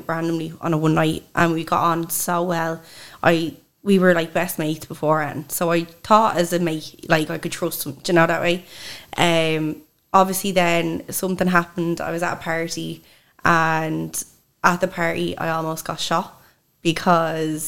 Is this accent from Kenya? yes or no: no; Swords, Leinster, Ireland; I come from Dublin.